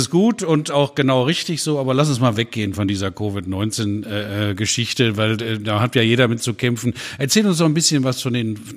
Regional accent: Schleswig-Holstein, Germany; Auch ich komme aus dem Norden von Deutschland, ne, nördlich von Hamburg.

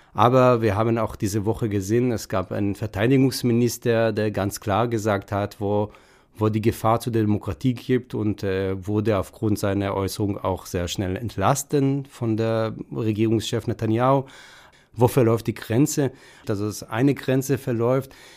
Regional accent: Israel; German is a second language; now in Frankfurt, Germany; wenn man mich als Israeli begegnet, man hört meinen Akzent

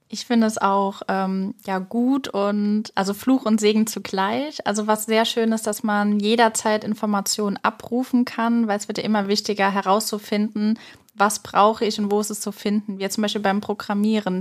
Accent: Groß-Umstadt, Hesse, Germany; ich habe tatsächlich in einem kleinen Dorf meine Schulzeit erlebt, auf dem Max-Planck-Gymnasium in Großumstadt

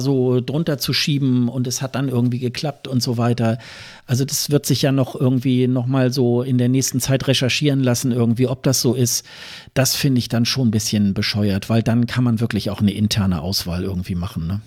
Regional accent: Germany; wir als Deutsche

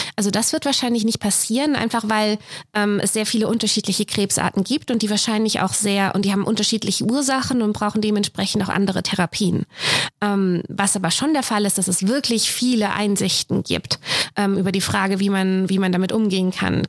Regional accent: Messel, Hesse, Germany; moved away as an adult; also born or lived in Frankfurt am Main / Zürich; now in Saarbrücken, Germany; ich bin aufgewachsen in einem kleinen Ort in der Nähe, das Messel

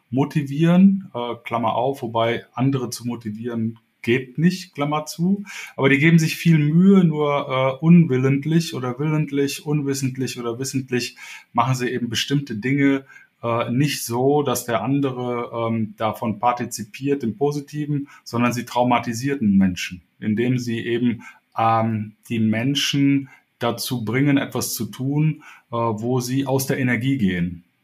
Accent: Cologne, North Rhine-Westphalia, Germany; now in Hamburg, Germany; Ich bin äh, hier in Hamburg jetzt seit 13 Jahren, äh, komme ursprünglich aus Köln, also bin ein Kölsche Jung, äh, den es in den Norden verschlagen hat.

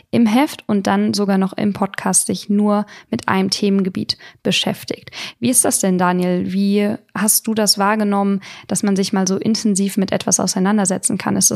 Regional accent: Lampertheim, Hesse, Germany; ich komme ja aus Lampertheim, wie ihr vielleicht wisst, also wirklich aus der Hüwe wie Drive Region. Ich spreche unseren Dialekt leider auch gar nicht mal so stark.

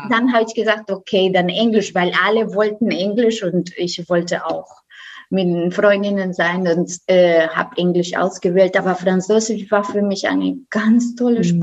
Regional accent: Costa Rica; German is a second language; now in Germany; Ich komme äh, aus Costa Rica.

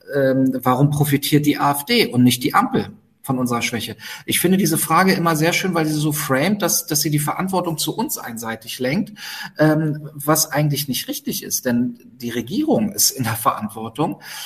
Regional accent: Berlin, Germany; für mich als Berliner

